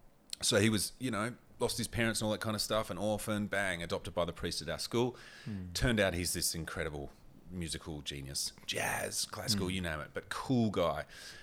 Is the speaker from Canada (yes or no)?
no; Port Lincoln, South Australia, Australia; also born or lived in Port Augusta; I just never had that growing up in Port Lincoln, Port Augusta.